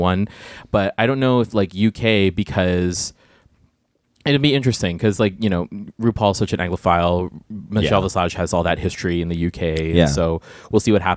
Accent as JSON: {"language": "English", "country": "Guam", "tie": "born or raised there", "moved": "yes", "said": "I grew up on Guam"}